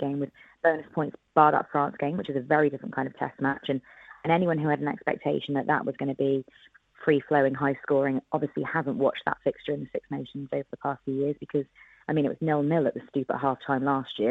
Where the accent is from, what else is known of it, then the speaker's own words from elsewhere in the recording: Wales, United Kingdom; I'm Welsh, and, and rugby is a religion and a big yeah. part of our culture. So I've been a season ticket holder at Cardiff Rugby since I was nine years